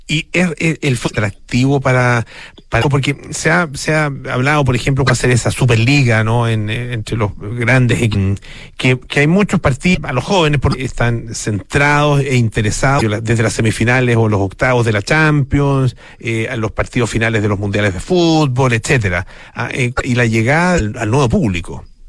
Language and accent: Spanish; Chile; como chilenos